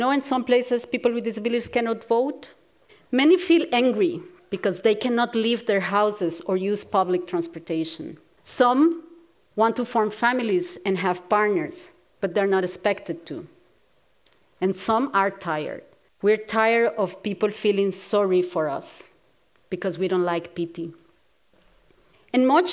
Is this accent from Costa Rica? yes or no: yes; Costa Rica; I grew up in Costa Rica, a small, beautiful country in Latin America